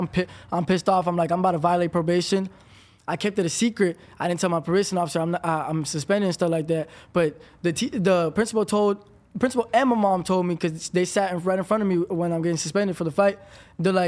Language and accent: English; Palm Beach County, Florida, United States